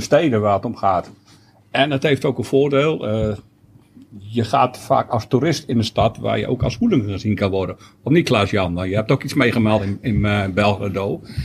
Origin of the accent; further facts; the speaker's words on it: Groningen, Netherlands; een voetbalclub in de buurt waar ik opgegroeid ben, naast het Oosterparkstadion.